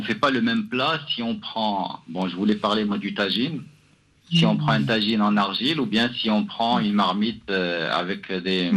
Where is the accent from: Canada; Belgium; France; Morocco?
Morocco; now in Casablanca, Morocco; je suis marocain.